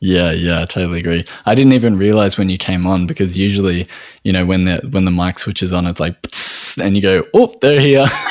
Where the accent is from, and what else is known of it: Australia